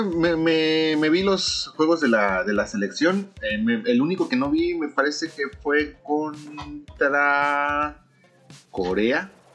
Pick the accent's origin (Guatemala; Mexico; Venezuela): Mexico; moved away as an adult; now in Japan; yo que vengo de México